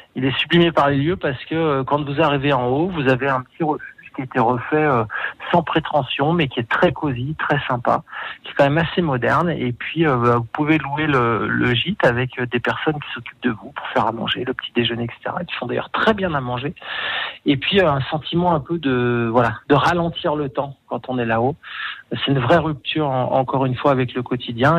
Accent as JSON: {"language": "French", "town": "Aix-les-Bains", "region": "Auvergne-Rhône-Alpes", "country": "France", "tie": "born or raised there", "also_born_or_lived": "Chambéry", "said": "je suis savoyard d'origine. J'ai toujours travaillé en montagne. Je suis né à les bains"}